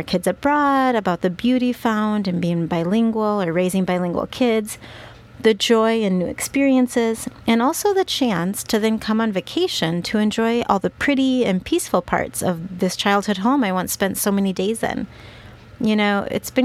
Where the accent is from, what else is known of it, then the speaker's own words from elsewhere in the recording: Minnesota, United States; first language English; moved away as an adult; now in Guadalajara, Mexico; home was still Minnesota